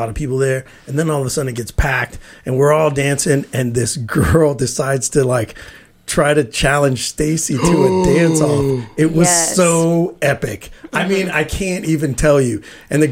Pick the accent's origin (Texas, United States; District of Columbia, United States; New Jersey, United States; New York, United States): Texas, United States; I grew up in Texas